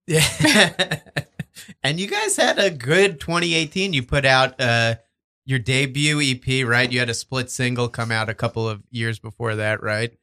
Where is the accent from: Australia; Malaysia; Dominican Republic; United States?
United States; Verona, New Jersey; I'm from Verona, like Montclair oh, area.